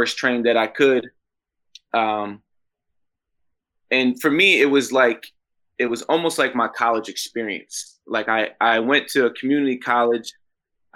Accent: upstate New York, United States; moved away as an adult; back in upstate New York, where I'm originally from

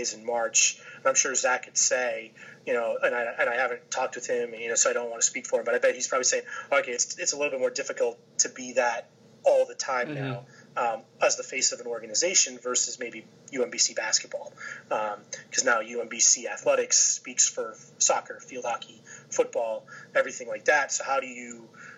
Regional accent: Boston, Massachusetts, United States; now in Philadelphia, United States; I grew up in Boston

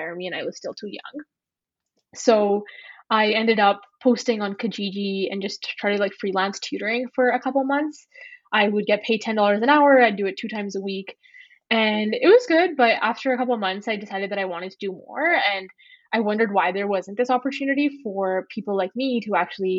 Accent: Edmonton, Alberta, Canada; also born or lived in Ontario; I was born in Ontario, and then we moved to Alberta when I was pretty young. So I've grown up in Edmonton.

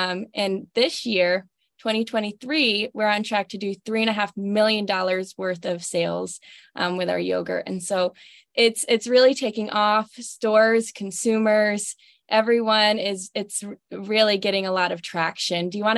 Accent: northern Pennsylvania, United States; born or raised there

